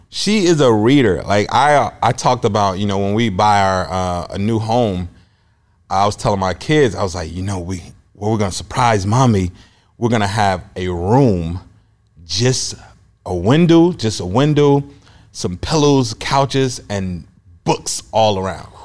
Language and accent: English; Chicago, Illinois, United States; moved away as an adult; also born or lived in Iowa; now in Des Moines, United States; I'm originally from Chicago. I was born and raised there